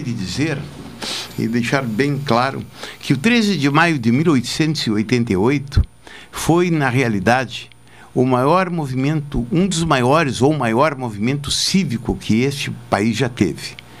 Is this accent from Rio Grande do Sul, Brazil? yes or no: yes; Jaguarão, Rio Grande do Sul, Brazil; me criei em Jaguarão